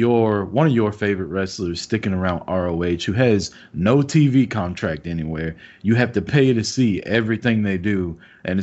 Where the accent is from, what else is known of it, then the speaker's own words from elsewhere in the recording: Kansas City, Missouri, United States; moved away; That's where I was born, in Kansas City